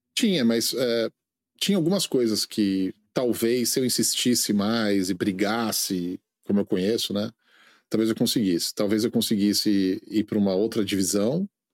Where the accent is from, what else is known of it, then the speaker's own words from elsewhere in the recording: Brazil; moved away as an adult; also born or lived in India; now in United States; Brasil é minha terra